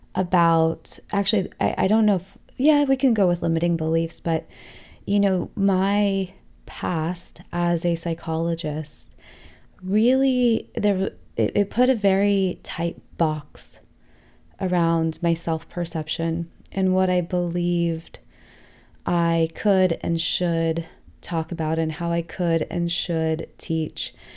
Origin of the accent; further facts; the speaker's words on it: Los Angeles, California, United States; I grew up in Southern California, in, in the heart of Los Angeles